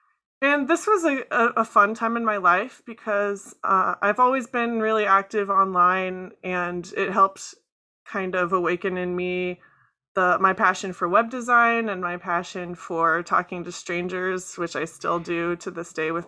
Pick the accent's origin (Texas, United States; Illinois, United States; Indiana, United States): Illinois, United States; Chicago; also born or lived in Florida; I was born in Florida and moved around a bunch before finally settling in Chicago in, I want to say, 2006, when my dad retired from the Navy. Mm-hmm. So I went to high school in Chicago.